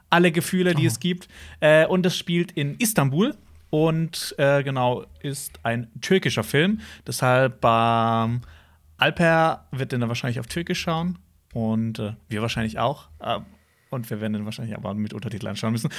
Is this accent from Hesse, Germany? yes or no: no; Hausach, Baden-Württemberg, Germany; bei uns in Hausach